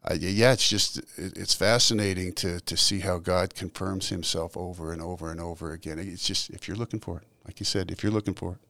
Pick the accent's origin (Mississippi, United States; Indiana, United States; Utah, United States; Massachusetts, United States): Utah, United States; Salt Lake City; also born or lived in California; spent okay. most of my early childhood in Utah